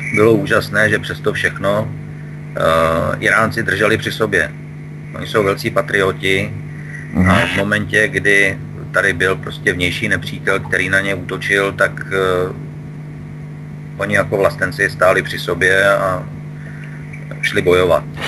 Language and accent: Czech; Czechia; my jako Češi